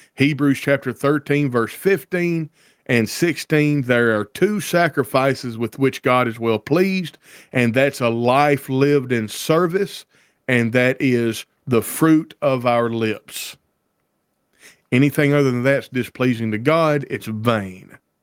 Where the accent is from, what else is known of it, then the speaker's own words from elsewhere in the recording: Deep South, United States; I grew up in the South and in the Deep South